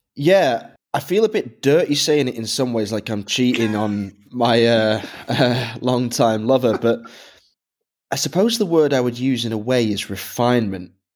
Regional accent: Manchester, North West England, United Kingdom; growing up in Manchester

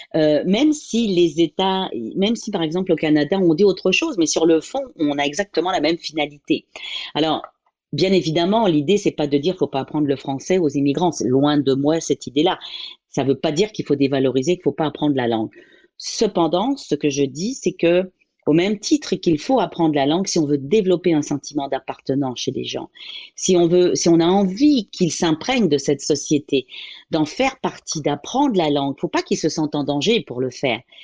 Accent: Paris, Île-de-France, France; je suis originaire euh, de la France, de Paris, pour être plus précise

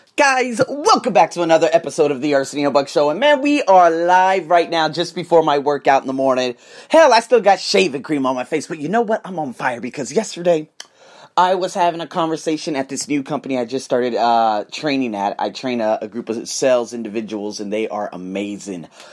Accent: United States; I'm American

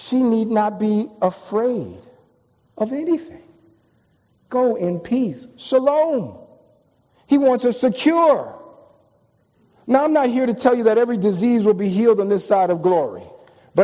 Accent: New York, United States; moved away as an adult; also born or lived in Washington, D.C.; I'm from New York. I've ridden on subways most of my life

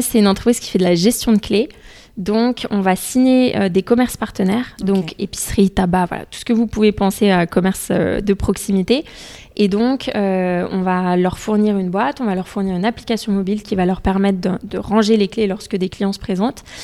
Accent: Essonne, Île-de-France, France; also born or lived in London; j'ai grandi dans le 91. Mes parents sont toujours dans le 91

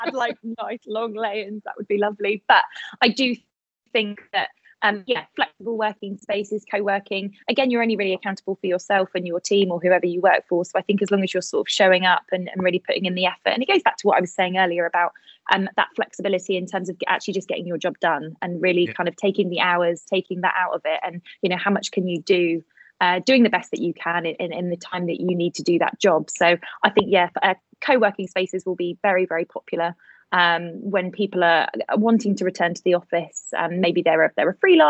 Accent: Bath, South West England, United Kingdom; now in Bournemouth, United Kingdom; I was born in Bath

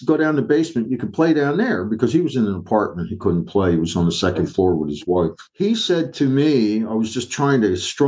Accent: Philadelphia, Pennsylvania, United States; I'm from North Philly, not Northeast

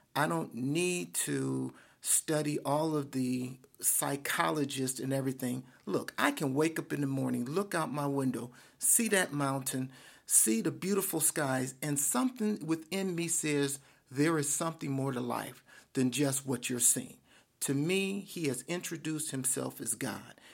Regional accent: Detroit, Michigan, United States; I grew up in Detroit. I am a, a, a, a son of Detroit

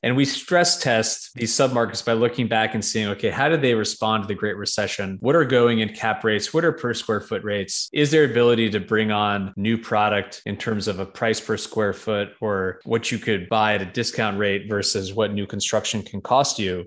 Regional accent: New York, United States; moved away as an adult; also born or lived in Connecticut / Boston; now in Nashville, United States; I'm from New York originally.

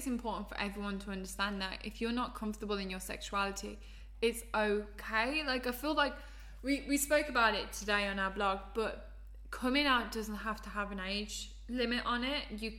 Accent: Birmingham, West Midlands, United Kingdom; I'm from Birmingham.

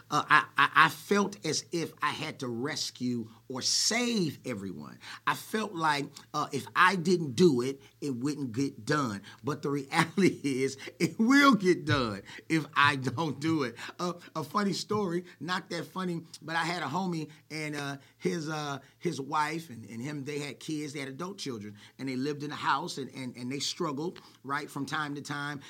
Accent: Oakland, California, United States; I was born in Oakland, California, to Herbert and Cheryl

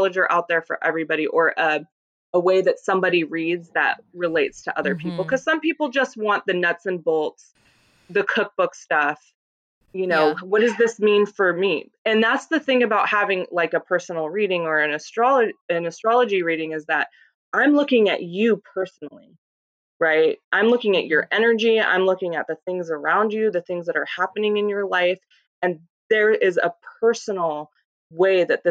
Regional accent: Colorado Springs, Colorado, United States; moved away; I was born in Colorado Springs

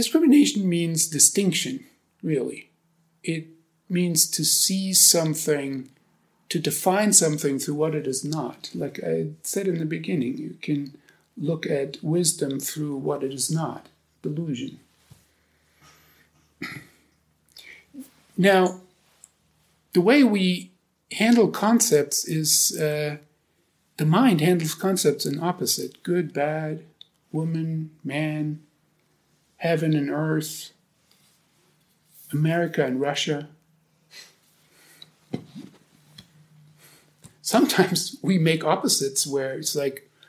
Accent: Germany; English is a second language; moved away as an adult; now in United States; I've lived almost as long in the U.S. now as I've lived in Germany

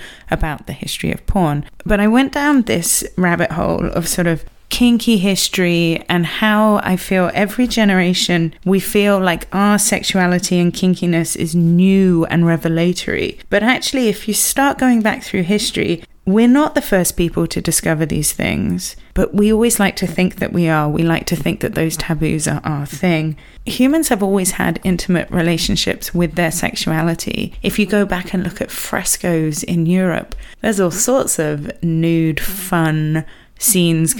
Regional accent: England, United Kingdom; I am English

